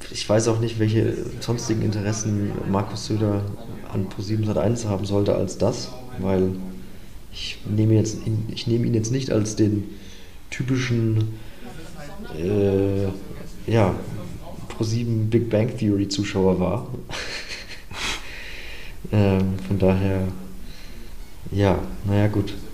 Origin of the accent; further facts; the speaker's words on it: Bavaria, Germany; Ja, also offensichtlich liebe ich jetzt auch Italien, ich bin ja auch ein Bayer.